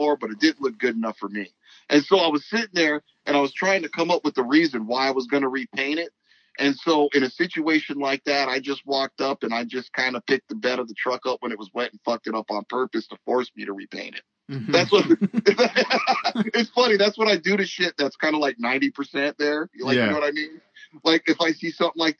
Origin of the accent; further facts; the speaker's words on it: Los Angeles, California, United States; I was born in South Central, and my family's real religious, so they'd always take me to church on Sunday